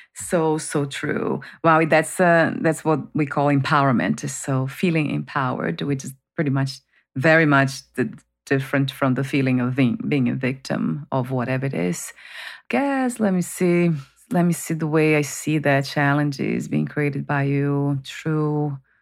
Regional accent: Brazil; moved away; growing up in Brazil, that I was, um, born into family that was very dysfunctional

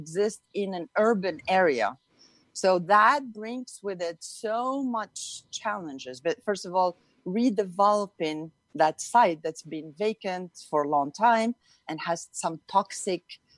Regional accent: Youssoufia, Marrakesh-Safi, Morocco; moved away; I grew up in Morocco, in North Africa. And I grew up in a town called Youssoufia

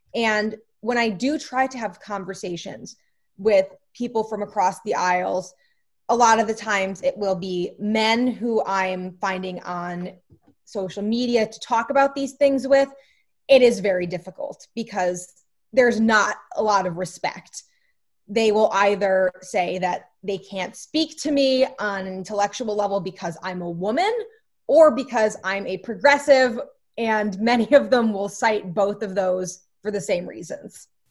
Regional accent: Scranton, Pennsylvania, United States; I'm from Scranton, Pennsylvania.

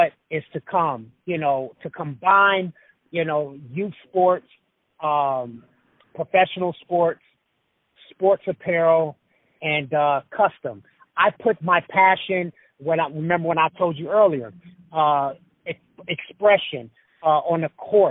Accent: Los Angeles, California, United States; also born or lived in Idaho; I grew up in South Central L.A.

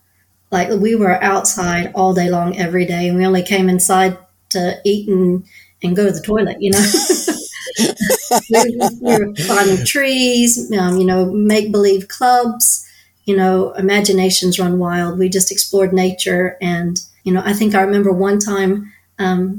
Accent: Southeast Texas, United States; moved away as an adult; also born or lived in San Antonio, Texas; I was raised in Southeast Texas, sort of the Golden Triangle, it's called, sort of Beaumont, Port Arthur, Nederland, around there

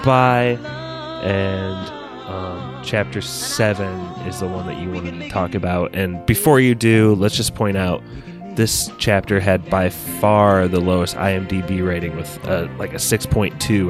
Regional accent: Indiana, United States; we're from the Hoosier State.

